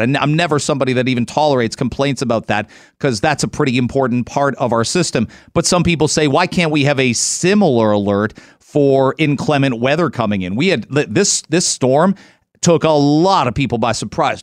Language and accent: English; London, Ontario, Canada; I was a massive Michigan fan growing up in London, Ontario